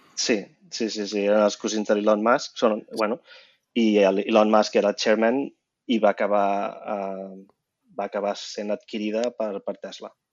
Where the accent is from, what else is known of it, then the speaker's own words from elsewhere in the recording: Vilassar de Dalt, Catalonia, Spain; moved away as an adult; also born or lived in Barcelona / United States; sóc de Barcelona i vaig créixer a Vilassar de Dalt.